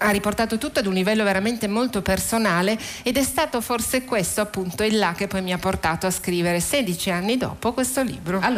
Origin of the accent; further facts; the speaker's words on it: Germany; E poi comunque come tedesca io mi sentivo sicuramente eh, responsabile del fare i conti con il mio passato